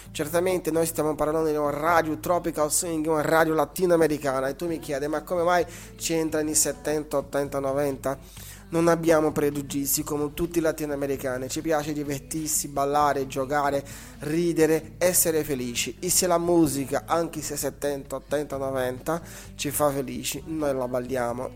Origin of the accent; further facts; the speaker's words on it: Brazil; Italian is a second language; now in Italy; scusate il mio italiano, sono brasiliano, da un po' che abito in Italia